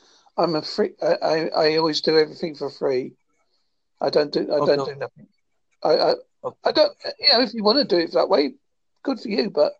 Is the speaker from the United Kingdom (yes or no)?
yes; Holsworthy, South West England, United Kingdom; I am from Holsworthy in Devon, which is obviously in the United Kingdom or Great Britain, whichever way you like to say it.